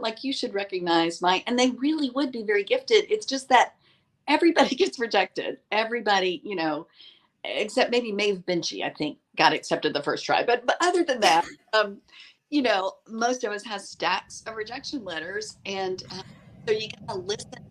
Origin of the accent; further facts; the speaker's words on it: East Tennessee, United States; also born or lived in Washington, D.C.; I grew up in the mountains of East Tennessee. I was born in Washington, D.C., but really did my growing up in, in the mountains of East Tennessee.